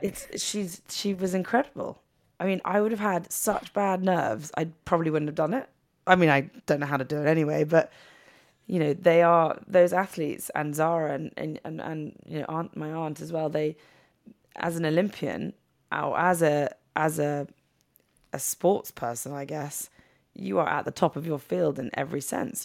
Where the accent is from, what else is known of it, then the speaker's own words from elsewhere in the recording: England, United Kingdom; moved away as an adult; also born or lived in New York; we would hang out in New York as English people, not knowing anyone